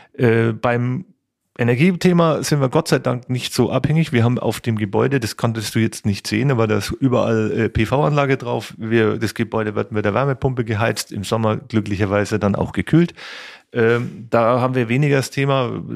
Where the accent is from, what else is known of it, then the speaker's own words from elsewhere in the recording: Kulmbach, Bavaria, Germany; ich bin hier Oberfranke, ich komme aus Kulmbach, bin da geboren, habe da Handballspiel und Schlagzeugspielen gelernt